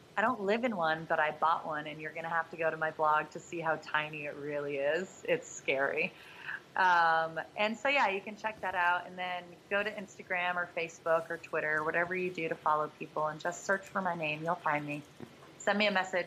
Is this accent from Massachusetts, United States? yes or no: yes; Massachusetts, United States; we we're both from Mass